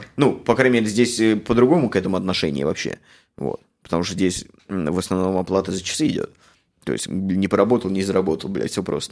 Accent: Samara, Samara Oblast, Russia; moved away as an adult; now in Canada; я жил в Самаре, я из Самары

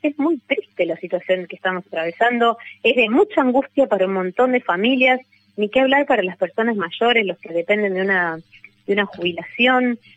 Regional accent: San Martín, Buenos Aires Province, Argentina; Yo soy de San Martín

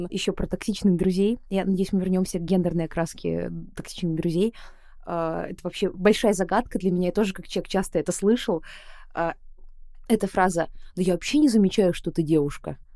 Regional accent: Buryatia, Russia; те, кто меня не видел, я бурятка, я очевидно такой яркой азиатской вне, наружности, хотя в Бурятии считается, что я похожа на русскую

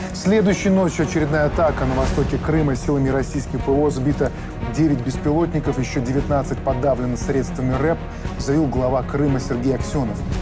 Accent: Belarus; мы белорусы

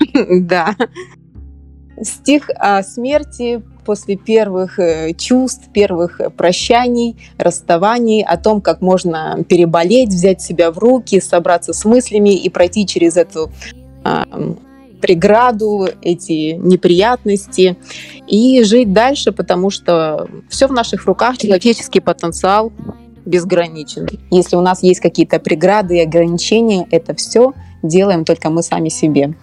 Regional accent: Dnipro, Dnipropetrovsk Oblast, Ukraine; moved away; я вообще родом из Украины из славного города Днепропетровска

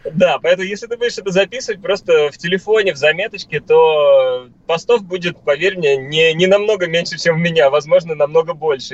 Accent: Moscow, Russia; я как москвич

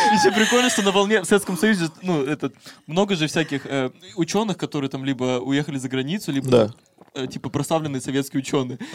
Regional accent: Siberia, Russia; я из Сибири

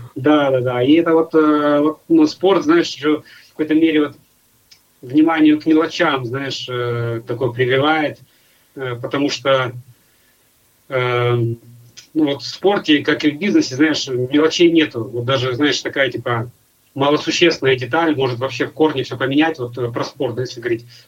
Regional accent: Nizhny Novgorod, Nizhny Novgorod Oblast, Russia; moved away; я из Нижнего Новгорода

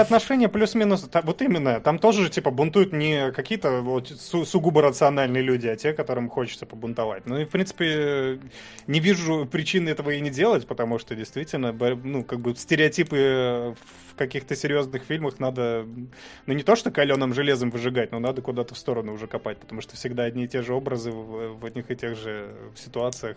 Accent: Pavlodar, Pavlodar Region, Kazakhstan; now in Russia; Я родился в Казахстане, я не казах

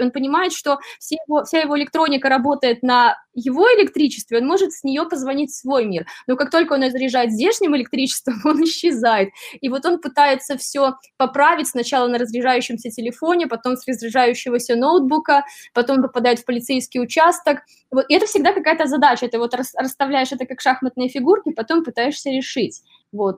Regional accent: Belarus; now in New York, United States; я из Беларуси

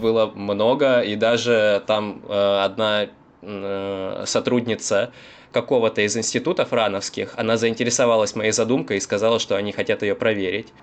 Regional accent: Rostov-on-Don, Rostov Oblast, Russia; я коренной ростовчанин

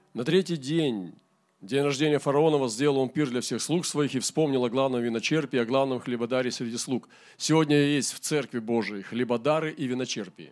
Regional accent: Primorsky Krai, Russia; у нас в Приморском крае. В нашем крае

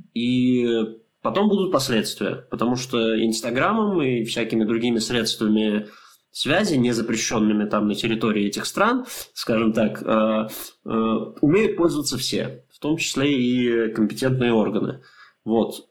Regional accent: Russia; мы из России

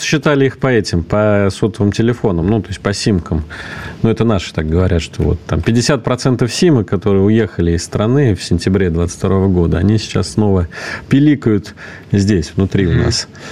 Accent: Russia; здесь, у нас на родине

